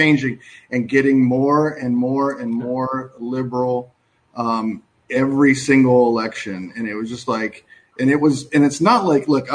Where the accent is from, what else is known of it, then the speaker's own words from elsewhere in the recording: Southern California, United States; I grew up in Southern California